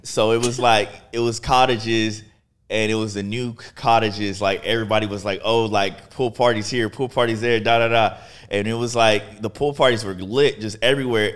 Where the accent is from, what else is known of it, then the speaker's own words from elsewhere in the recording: Houston, Texas, United States; I'm from Texas. I'm actually from Texas